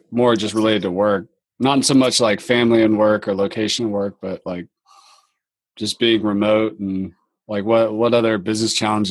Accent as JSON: {"language": "English", "region": "North Carolina", "country": "United States", "said": "I'm from North Carolina and over by the Intercoastal Waterway by Wrightsville Beach"}